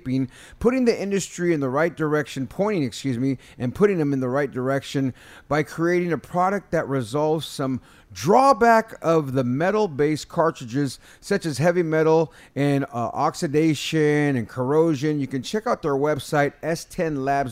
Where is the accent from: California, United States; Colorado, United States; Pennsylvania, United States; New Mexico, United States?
California, United States; San Jose; I'm from San Jose